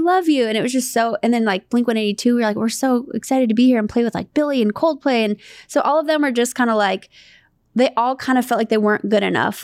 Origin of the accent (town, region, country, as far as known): Santa Monica, California, United States